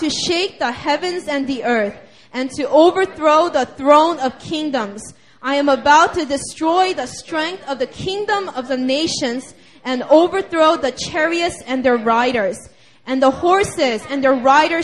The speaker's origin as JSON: {"language": "English", "country": "United States", "said": "I'm from the United States of America. I'm a U.S. citizen"}